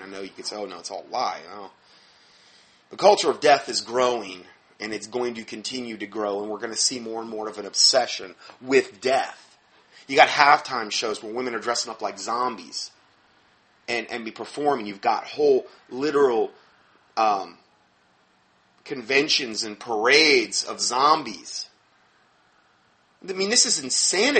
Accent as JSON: {"language": "English", "town": "Fort Myers", "region": "Florida", "country": "United States", "tie": "born or raised there", "moved": "yes", "said": "My hometown, where I was from in Fort Myers"}